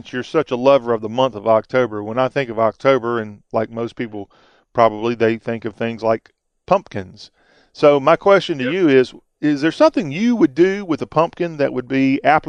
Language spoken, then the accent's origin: English; South Carolina, United States; when I grew up in South Carolina, we grew squash on our plantation there